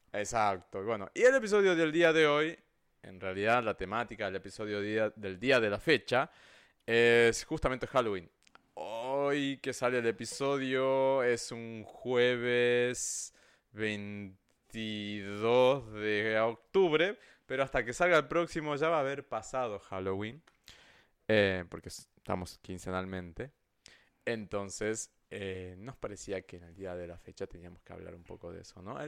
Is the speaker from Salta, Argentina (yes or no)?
yes; Salta, Argentina; en Salta, de donde yo soy